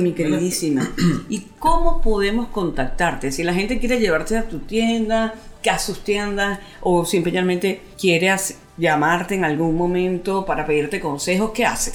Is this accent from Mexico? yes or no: no; Venezuela; nosotros no estamos acostumbrados a eso como cultura venezolana